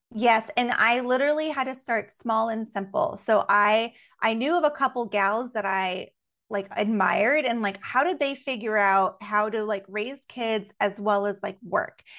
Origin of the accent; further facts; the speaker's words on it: Alaska, United States; growing up in Alaska